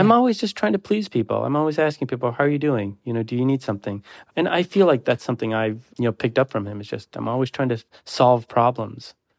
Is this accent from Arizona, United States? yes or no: no; Detroit, Michigan, United States; I grew up in Detroit in the eighties